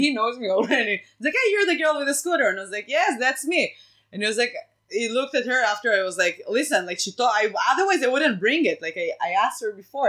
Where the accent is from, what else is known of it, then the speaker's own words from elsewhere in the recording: Israel; first language Hebrew; English is a second language; moved away as an adult; now in United States; I grew up in Israel in Israel